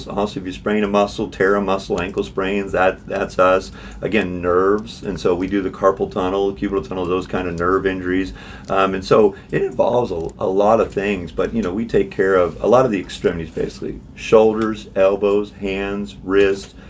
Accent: Missouri, United States; also born or lived in St. Louis / Kansas City / Kirksville; I'm a Missouri boy. I grew up in Missouri my whole life.

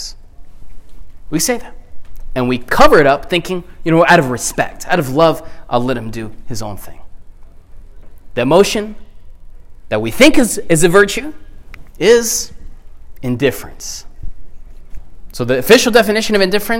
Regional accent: the South, United States; growing up in the South

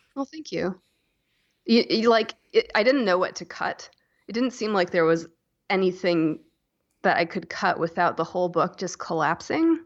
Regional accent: Asheville, North Carolina, United States; also born or lived in Chapel Hill, North Carolina; I was born in in North Carolina in Chapel Hill and I grew up in Asheville

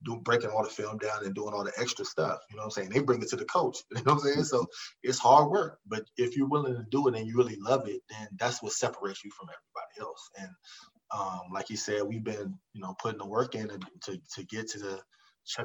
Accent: Montgomery County, Maryland, United States; I was from Montgomery County

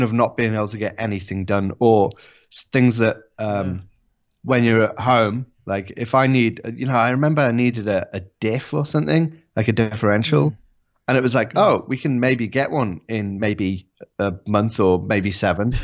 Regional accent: England, United Kingdom; also born or lived in Japan; I'm an Englishman.

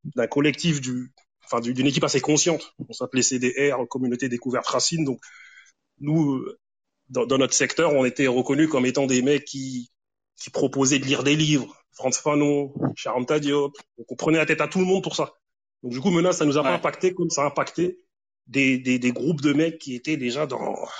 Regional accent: Grigny, Île-de-France, France; j'ai grandi avec pas mal d'Antillais, Tu vois, des, des moi, c'était principalement des Antillais. Parce qu'à Grigny, il y a plusieurs quartiers

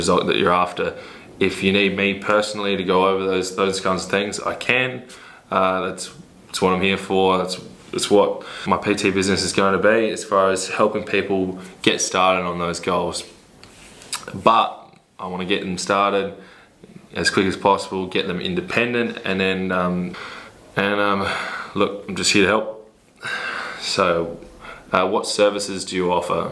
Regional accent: Port Lincoln, South Australia, Australia; moved away; also born or lived in Adelaide, South Australia; I'm originally a country boy from Port Lincoln in South Australia.

